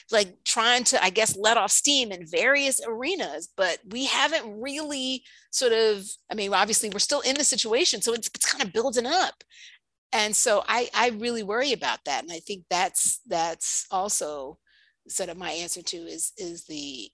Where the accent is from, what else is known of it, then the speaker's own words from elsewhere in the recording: New York, United States; I'm from New York